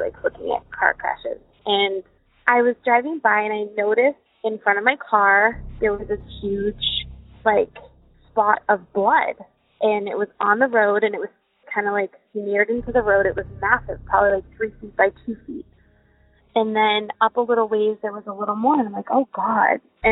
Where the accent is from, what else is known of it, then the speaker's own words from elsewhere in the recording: Worcester, Massachusetts, United States; I grew up in Worcester, which is the biggest metropolitan city in New England next to Boston.